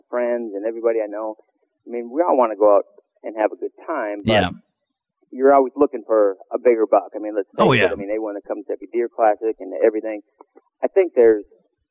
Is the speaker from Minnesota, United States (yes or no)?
yes; northern Minnesota, United States; I grew up in Minnesota